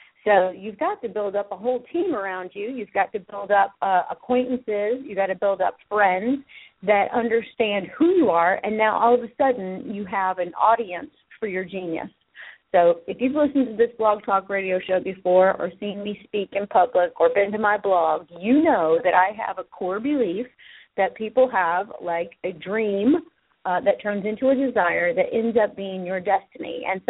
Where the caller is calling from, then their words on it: Sherrills Ford, North Carolina, United States; I am calling you from Cheryl's Ford, North Carolina